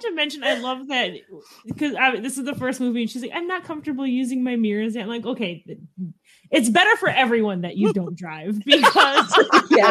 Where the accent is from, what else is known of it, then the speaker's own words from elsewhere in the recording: Midwest, United States; I'm from the Midwest